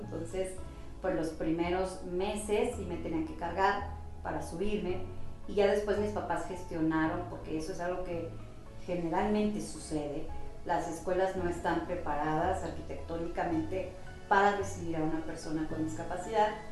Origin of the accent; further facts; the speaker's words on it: Atitalaquia, Hidalgo, Mexico; moved away as an adult; also born or lived in Pachuca; now in Mexico City, Mexico; Yo soy del municipio de Atitalaquia. Toda la vida la viví ahí hasta hace 11 años que me fui a vivir a la Ciudad de México